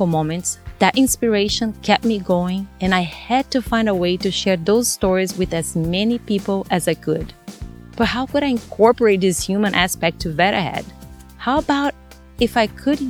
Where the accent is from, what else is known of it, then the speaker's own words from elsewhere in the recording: Brazil; English is a second language; moved away as an adult; now in United States; English, it's not my first language. I was born and raised in Brazil.